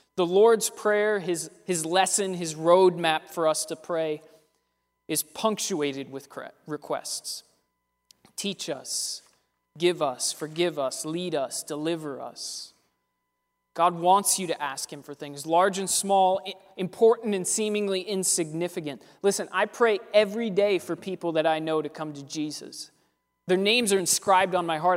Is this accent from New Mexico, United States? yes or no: no; Pittsburgh, Pennsylvania, United States; We're from Pittsburgh